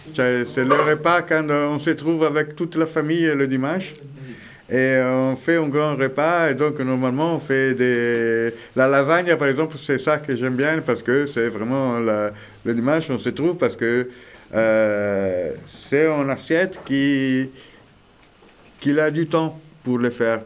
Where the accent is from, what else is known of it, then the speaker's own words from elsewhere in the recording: Italy; French is a second language; now in Veix, France; je suis italien